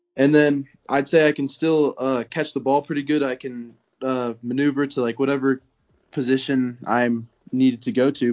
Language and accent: English; Conifer, Colorado, United States; I'm from Conifer, Colorado